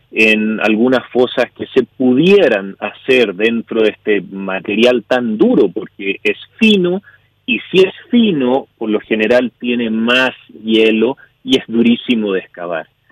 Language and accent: Spanish; Chile; now in Canada; soy chileno, yo vivo en Canadá hace ya muchos años